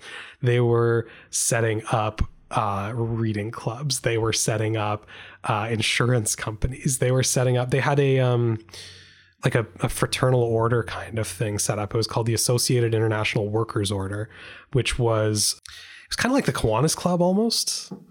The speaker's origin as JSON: {"language": "English", "country": "Canada", "said": "As a Canadian, just saying that just hurts my soul a little bit."}